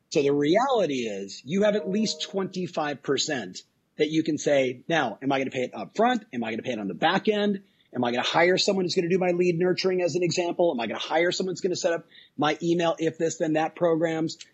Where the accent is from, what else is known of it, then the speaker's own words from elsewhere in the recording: Southern California, United States; I was raised in Southern California on surf, skate, punk rock